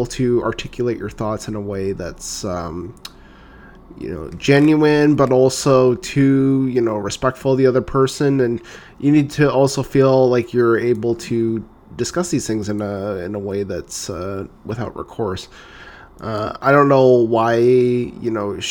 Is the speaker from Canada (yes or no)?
yes; Canada; I'm Canadian